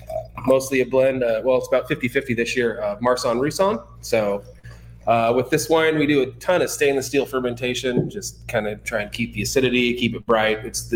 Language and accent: English; Mount Vernon, Washington, United States; moved away as an adult; now in Walla Walla, United States; So I grew up in Mount Vernon, Washington, but in the beautiful Skagit Valley, but now I live in the beautiful Walla Walla Valley.